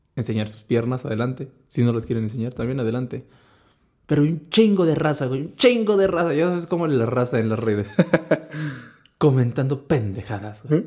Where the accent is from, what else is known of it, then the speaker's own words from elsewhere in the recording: Mexico; como mexicano